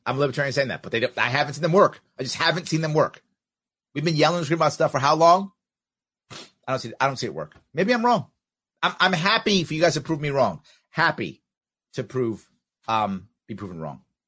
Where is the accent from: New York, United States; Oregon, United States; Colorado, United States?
New York, United States; being a New Yorker